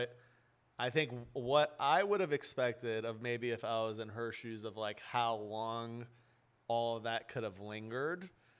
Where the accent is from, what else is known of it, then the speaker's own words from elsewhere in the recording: Beverly Hills, California, United States; I grew up in Beverly Hills, right, my whole life.